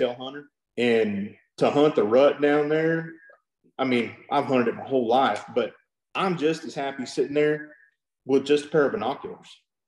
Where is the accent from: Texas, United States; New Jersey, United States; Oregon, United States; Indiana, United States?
Texas, United States; South; also born or lived in Cotulla, Texas; I grew up down in South Texas